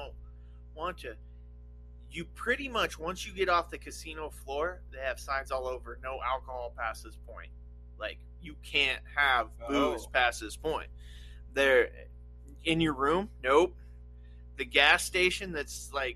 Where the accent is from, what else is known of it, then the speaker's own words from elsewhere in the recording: Nevada, United States; I grew up in Nevada